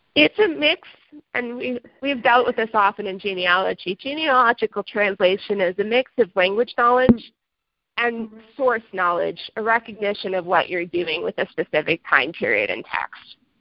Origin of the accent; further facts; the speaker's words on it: United States; forgive my accenting, as I said in past, I'm American